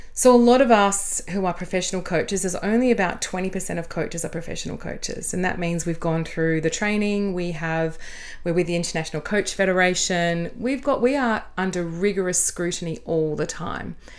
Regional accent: Adelaide, South Australia, Australia; moved away as an adult; also born or lived in Sydney; Would you believe Adelaide?

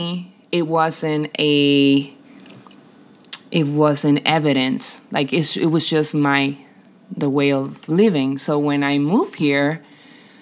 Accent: San Juan, Puerto Rico; English is a second language; moved away as an adult; now in Columbus, United States; I born and raised in Puerto Rico, in San Juan, all my life until last year that I moved from Puerto Rico to Columbus.

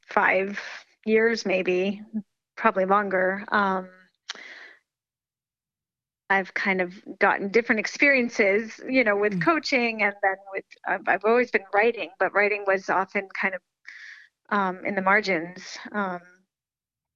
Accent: Amherst, Massachusetts, United States; also born or lived in Buffalo, New York; I was born in Buffalo, New York. And then when I was 9 years old, my family moved here to Western Mass, to Amherst, Massachusetts. And this is where I, you know, came up through high school

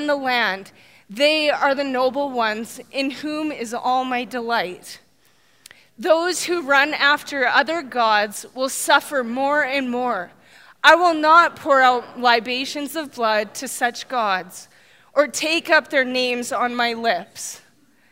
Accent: Saskatchewan, Canada; now in Red Deer, Canada; I grew up in Saskatchewan. That's where my roots are

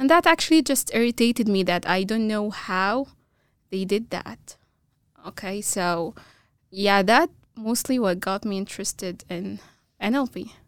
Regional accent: Egypt; first language Arabic; English is a second language; moved away as an adult; now in Boise, United States; I'm, I'm, uh, originally from Egypt

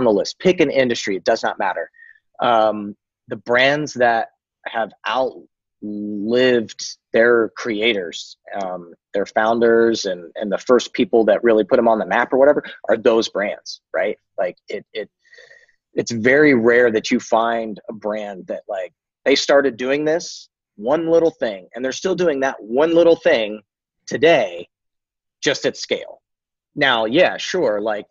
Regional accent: United States; American, because I'm American

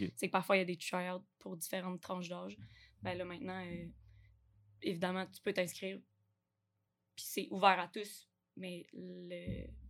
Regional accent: Quebec City, Quebec, Canada; je viens de Québec, euh, la ville

